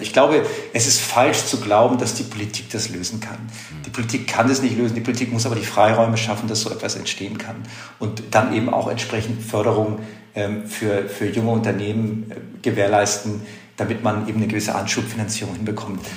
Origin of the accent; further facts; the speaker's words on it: Germany; wir als Deutsche